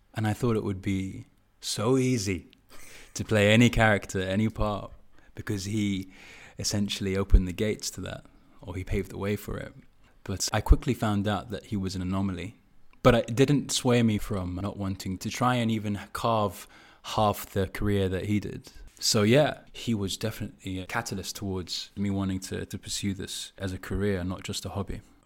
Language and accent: English; London, United Kingdom; growing up in Park Royal in Acton